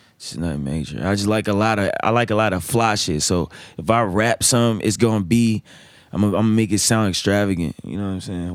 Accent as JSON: {"language": "English", "town": "Hampton", "region": "Virginia", "country": "United States", "moved": "yes", "lives_now": "Richmond, United States", "said": "I'm from Shell Road."}